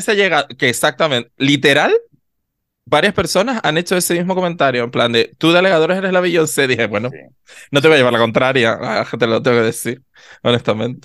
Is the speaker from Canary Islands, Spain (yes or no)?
yes; south of Tenerife, Canary Islands, Spain; somos del sur de Tenerife